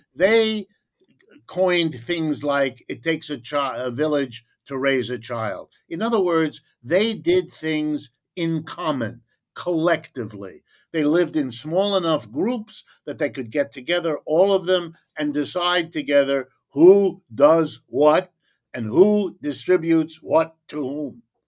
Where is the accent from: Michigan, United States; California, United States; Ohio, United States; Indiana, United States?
Ohio, United States; I was born in Ohio, in the middle of the country.